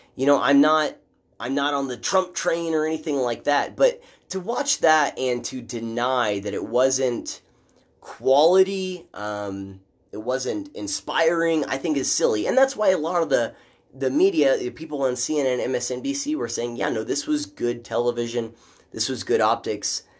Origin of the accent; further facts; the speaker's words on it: Midwest, United States; I'm from the Midwest